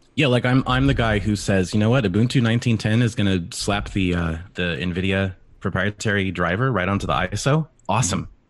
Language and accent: English; California, United States; I grew up in California with my stepdad who owned a computer tech business